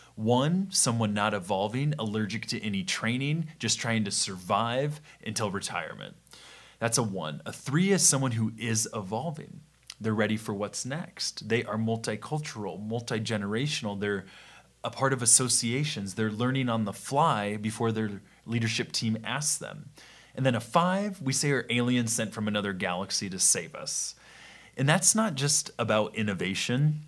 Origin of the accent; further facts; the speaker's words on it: Midwest, United States; we're from the Midwest